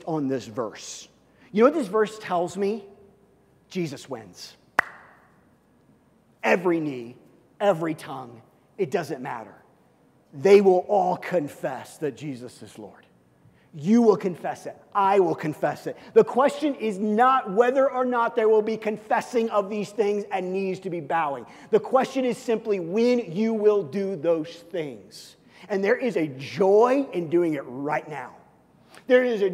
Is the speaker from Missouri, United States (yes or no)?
yes; Kansas City, Missouri, United States; when I grew up in Kansas City as a kid